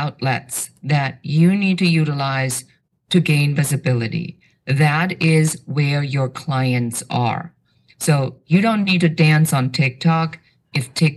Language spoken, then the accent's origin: English; Germany; moved away; I have an accent. So I'm originally from Germany